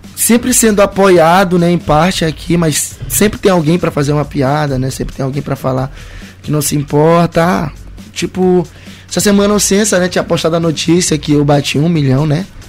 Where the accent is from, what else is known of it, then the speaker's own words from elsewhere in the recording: Maranhão, Brazil; em nenhum momento eu nego que eu sou maranhense, que eu vim daqui